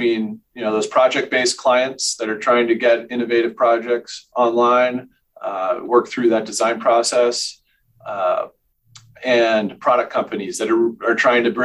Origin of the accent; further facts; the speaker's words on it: Bridgeport, Connecticut, United States; moved away as an adult; now in Boulder, United States; I was born in Bridgeport, Connecticut.